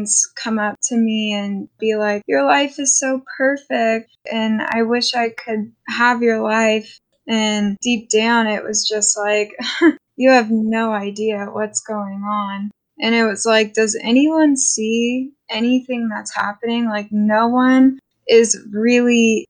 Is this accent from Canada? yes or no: yes; Bedford, Canada; I grew up in Canada, in Bedford